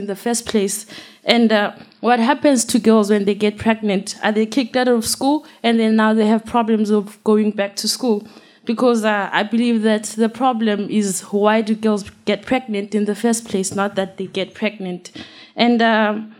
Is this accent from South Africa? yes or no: yes; South Africa; I'm from South Africa